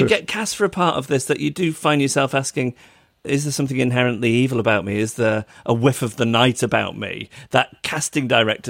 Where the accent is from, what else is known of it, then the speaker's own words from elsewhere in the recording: United Kingdom; accent: British; my British accent.